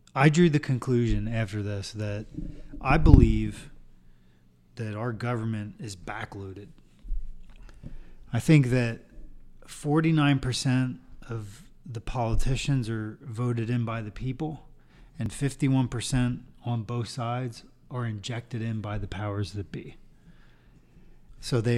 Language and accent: English; United States; I'm an American